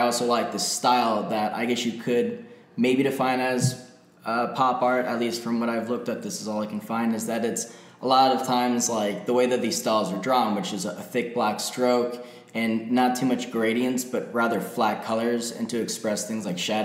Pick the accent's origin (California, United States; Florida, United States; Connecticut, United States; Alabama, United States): Florida, United States; Florida Keys, United States; I grew up in the Florida Keys